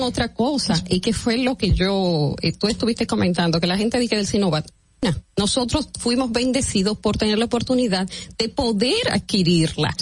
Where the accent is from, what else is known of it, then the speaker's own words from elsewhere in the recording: Dominican Republic; nosotros, que somos los ciudadanos dominicanos y los que pagamos impuestos